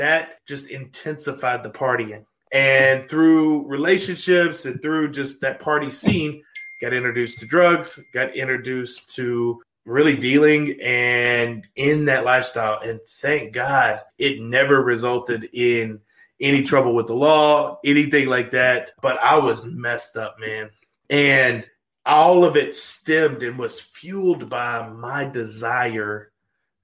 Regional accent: Louisiana, United States; moved away as an adult; also born or lived in Arkansas; now in Tulsa, United States; I grew up in Louisiana. If you are the listeners have seen the show Duck Dynasty, that is my hometown.

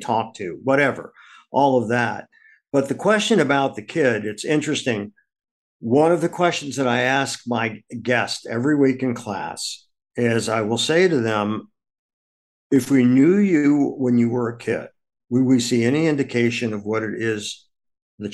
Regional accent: Akron, Ohio, United States; now in New York City, United States; I grew up in Akron, Ohio

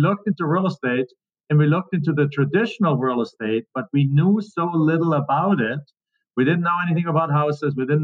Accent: Germany; English is a second language; moved away as an adult; now in United States; I'm from Germany.

